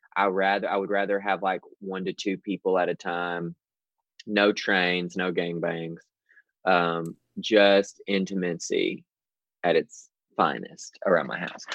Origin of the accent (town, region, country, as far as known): the South, United States; born or raised there